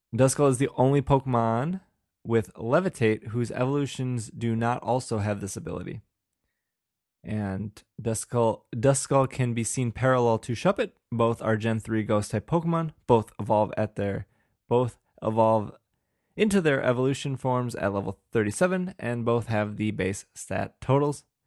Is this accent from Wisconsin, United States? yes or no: yes; Wisconsin, United States; accent: Wisconsin; I just have a very, uh, monotone, uh, Wisconsin voice